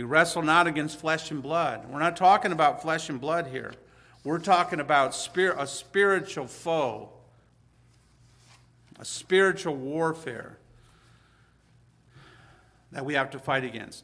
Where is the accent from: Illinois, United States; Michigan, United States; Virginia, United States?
Michigan, United States; Hazel Park; I'm from Hazel Park